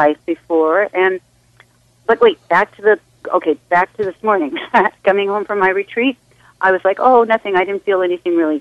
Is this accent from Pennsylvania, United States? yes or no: no; Hawaii, United States; I'm from Hawaii